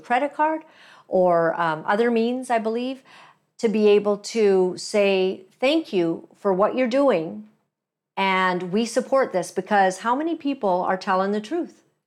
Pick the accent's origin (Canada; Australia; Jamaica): Canada; as a Canadian, as a woman, as a Christian